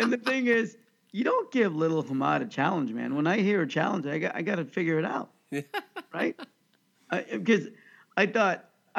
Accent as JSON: {"language": "English", "town": "Overland Park", "region": "Kansas", "country": "United States", "tie": "born or raised there", "said": "I grew up in Oakland Park, Kansas."}